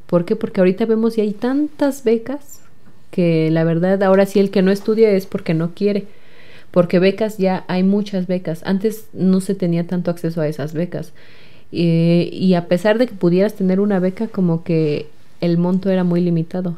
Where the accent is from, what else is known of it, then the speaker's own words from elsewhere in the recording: Jocotitlán, State of Mexico, Mexico; soy del municipio de Jocotitlán